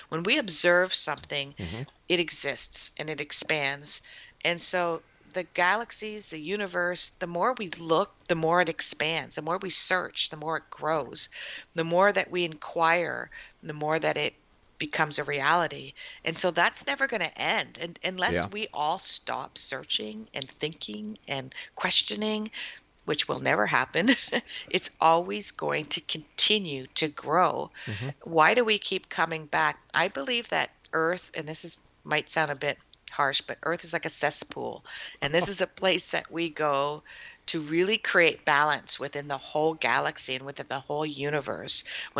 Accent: Windsor, Ontario, Canada; also born or lived in Toronto; now in Guelph, Canada; You know, I'm a city girl. I came from Windsor and then Toronto.

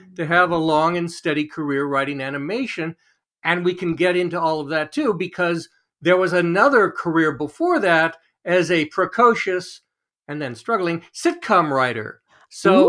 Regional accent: Los Angeles, California, United States; I grew up in Los Angeles, which by itself is kind of weird

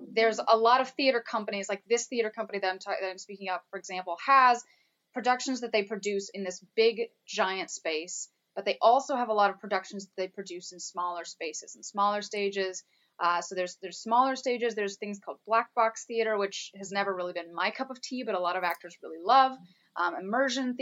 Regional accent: Texas, United States; also born or lived in North Carolina; I was born in North Carolina, but spent all of grade school in Texas

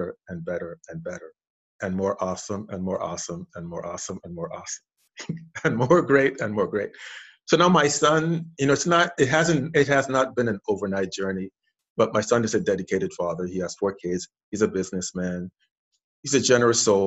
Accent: St. Croix, U.S. Virgin Islands; I'm originally from the Caribbean island of St. Croix, U.S. Virgin Islands. Grew up there, was raised there, went to elementary school there, high school, college there.

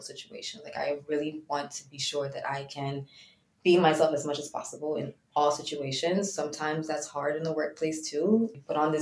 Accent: New York City, New York, United States; moved away as an adult; now in Englewood, United States; I am from Brooklyn, New York originally, and I currently live in Englewood, New Jersey

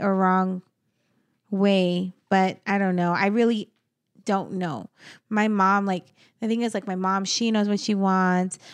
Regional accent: New Mexico, United States; now in Arizona, United States; in my hometown, all my family are buried in the same cemetery

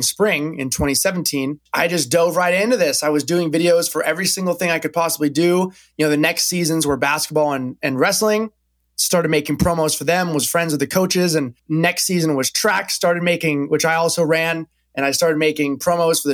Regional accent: Napa, California, United States; moved away as an adult; also born or lived in Corvallis, Oregon; I'm originally from California. I grew up in Napa Valley

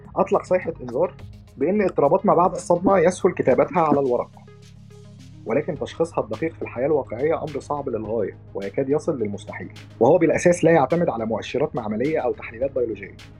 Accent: Egypt; عندنا في مصر

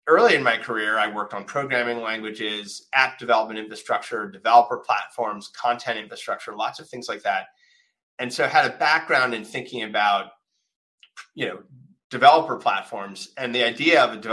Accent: Winona, Minnesota, United States; I grew up in a small town in Minnesota

